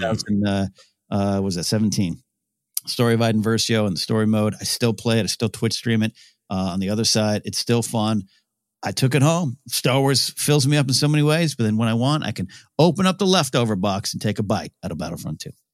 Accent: Central Coast, California, United States; moved away; my hometown, Central Coast, California

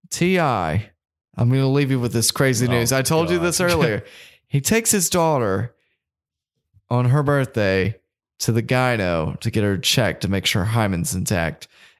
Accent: the South, United States; We're from the South. That's what people were into.

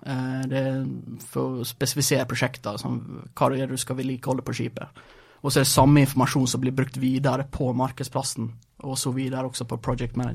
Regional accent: Brattvåg, Møre og Romsdal, Norway; also born or lived in Sweden / Rogaland; Eh, ja, jeg er født i Sverige, altså flytta til Norge da jeg var ti. til Rogaland, da, vel merke så jeg snakka jo først en annen type dialekt. Eh, når jeg var 13, så, kom det, så flytta til Brattvågen.

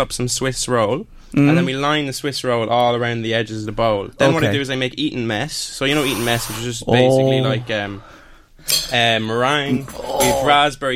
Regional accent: Kingscourt, County Cavan, Ireland; I grew up literally in Kingscourt, that's where I was born.

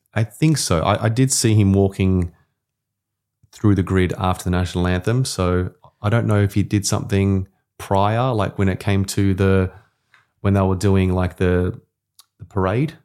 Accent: Australia

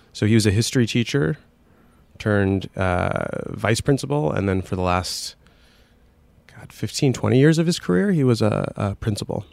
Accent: Scranton, Pennsylvania, United States; I was growing up in Scranton

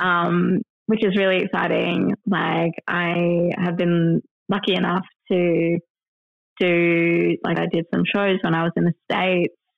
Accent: Perth, Western Australia, Australia; moved away as an adult; now in England, United Kingdom; my hometown.

